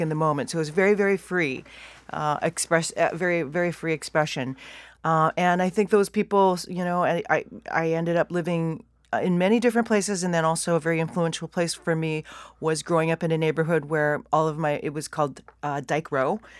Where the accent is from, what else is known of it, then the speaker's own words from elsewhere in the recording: Vancouver, British Columbia, Canada; moved away as an adult; also born or lived in Toronto; I really did wanna leave my hometown